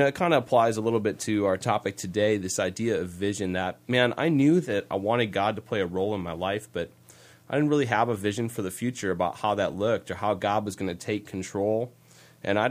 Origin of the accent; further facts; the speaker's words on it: Green Bay, Wisconsin, United States; I was born and raised here in Green Bay. I love it here. This is my hometown.